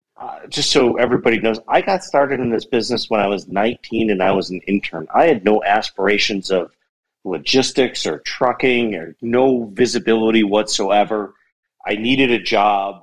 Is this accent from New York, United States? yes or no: yes; Buffalo, New York, United States; now in Bozeman, United States; I live in Bozeman, Montana now, but I'm originally from Buffalo, New York